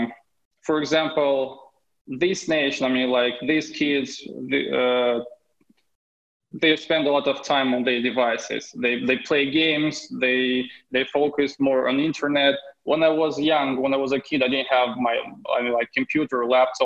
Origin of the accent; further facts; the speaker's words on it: Moldova; English is a second language; moved away as an adult; I was born in Moldova